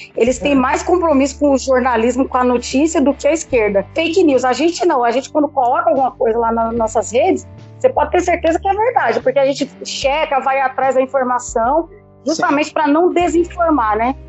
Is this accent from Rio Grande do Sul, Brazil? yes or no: no; São Paulo, Brazil; Eu sou de São Paulo, capital